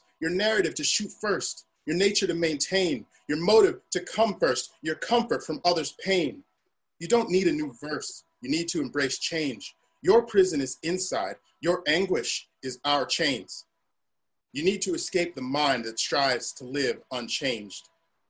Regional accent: New Jersey, United States; born there; I was born in New Jersey.

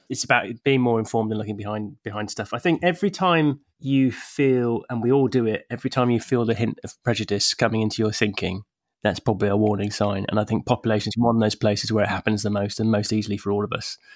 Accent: England, United Kingdom; I'm an English bloke

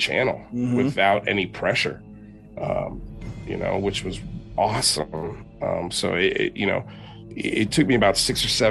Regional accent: Miami, Florida, United States; moved away; also born or lived in New York City; I'm Cuban, you're from Miami, I'm from Miami

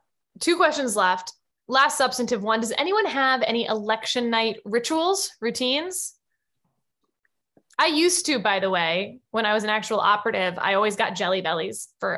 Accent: Houston, Texas, United States; I'm from Houston. This is where my family is.

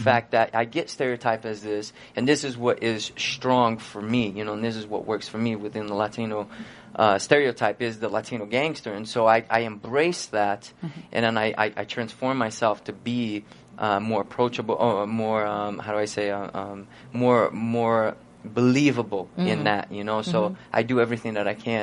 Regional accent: Brazil; born or raised there; moved away

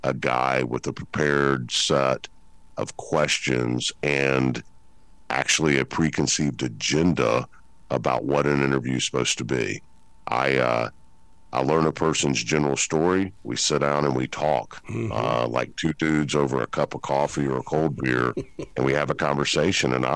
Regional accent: Memphis, Tennessee, United States; I'm from Memphis

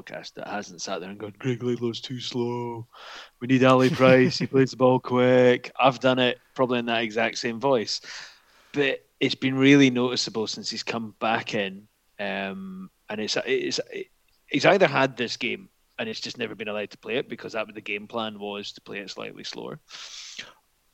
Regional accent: Scotland, United Kingdom; I'm Scottish

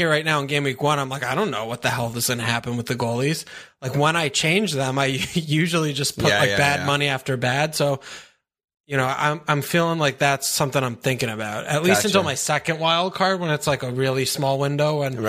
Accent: United States; people hate us because we're American

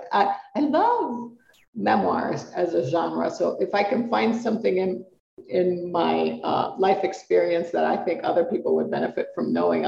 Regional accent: Puerto Rico; first language Spanish; English is a second language; now in Colorado, United States; because I'm Puerto Rican, I'm a migrant. And I moved from Puerto Rico to the United States, but Puerto Rico is a territory of the United States. But I grew up speaking Spanish. I grew up in a tropical climate.

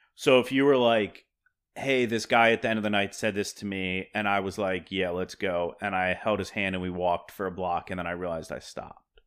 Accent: Pennsylvania, United States; now in Brooklyn, United States; I'm from Pennsylvania

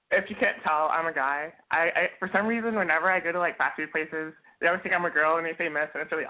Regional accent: Baton Rouge, Louisiana, United States; I am 20. I'm from Louisiana, Baton Rouge, represent.

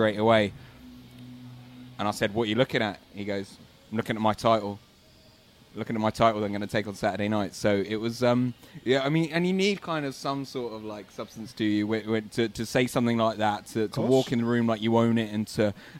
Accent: United Kingdom; I'm British

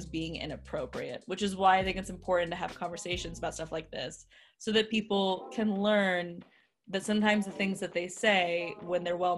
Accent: United States; also born or lived in Texas / Lebanon (ancestry); but I was born here and like I lived in Texas for like 10 years

